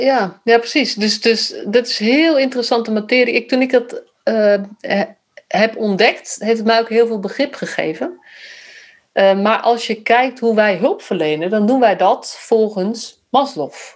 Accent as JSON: {"language": "Dutch", "country": "Netherlands", "also_born_or_lived": "Utrecht"}